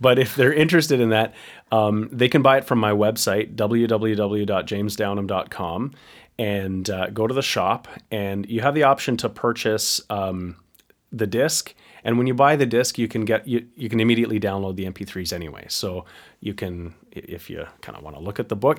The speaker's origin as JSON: {"language": "English", "town": "Picton", "region": "Ontario", "country": "Canada", "also_born_or_lived": "Waterloo, Ontario", "moved": "as an adult", "said": "I, I'm from Picton, where my parents live"}